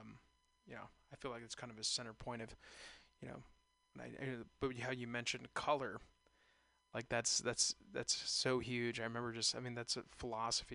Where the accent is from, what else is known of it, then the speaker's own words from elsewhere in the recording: San Ramon, California, United States; also born or lived in Castro Valley; I was raised in San Ramon, Castro Valley, right there